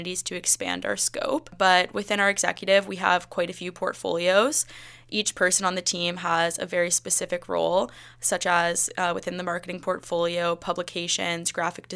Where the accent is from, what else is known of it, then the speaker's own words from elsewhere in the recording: Whitby, Ontario, Canada; I'm from Whippy, Ontario